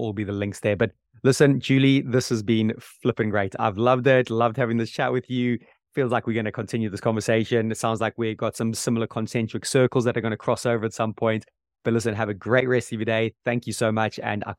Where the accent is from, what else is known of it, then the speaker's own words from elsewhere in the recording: Zimbabwe; Simba Mwati, I grew up with him in Zimbabwe.